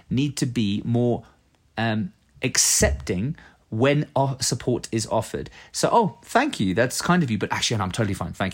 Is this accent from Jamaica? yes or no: no; England, United Kingdom; now in Norway; When I first moved to Norway, {S1} yeah, {S0} I came from England. And in England, uh, you know, we have this sort of gentlemanly uh, approach